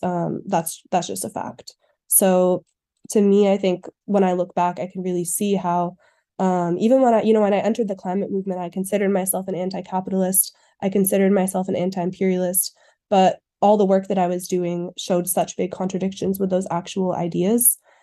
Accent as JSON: {"language": "English", "town": "Cambridge", "region": "Massachusetts", "country": "United States", "moved": "as an adult", "lives_now": "Montreal, Canada", "said": "I'm from Cambridge, Massachusetts, and I'm currently living in Montreal, Quebec"}